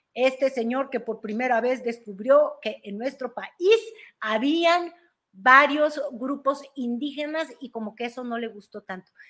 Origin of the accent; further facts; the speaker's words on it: Mexico; somos los mexicanos